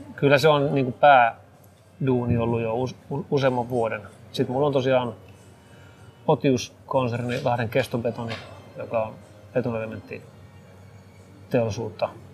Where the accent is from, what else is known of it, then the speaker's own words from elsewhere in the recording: Espoo, Uusimaa, Finland; mä oon itse paikallisia täältä, mä Espoosta, Espoosta kotoisin